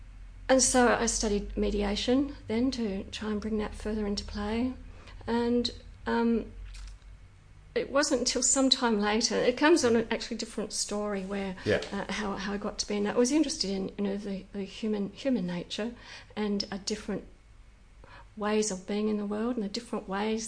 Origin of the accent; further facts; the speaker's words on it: Western Australia, Australia; thinking back into the hills here, into an orchard.